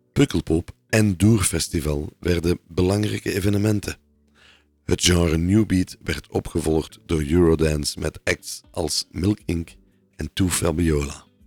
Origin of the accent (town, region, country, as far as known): Belgium